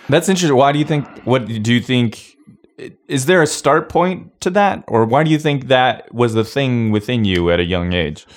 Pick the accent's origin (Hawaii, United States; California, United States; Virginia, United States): Hawaii, United States; Kona; moved away; also born or lived in Portland, Oregon / Idaho; I grew up in Hawaii